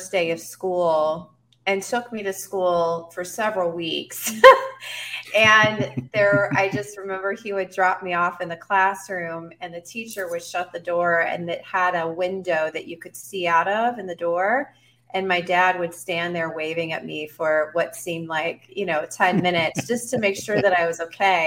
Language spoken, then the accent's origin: English; Fort Worth, Texas, United States; I was born in Fort Worth, Texas, in the United States of America, in the year 1978. I grew up in Fort Worth proper, and then we moved when I was around 7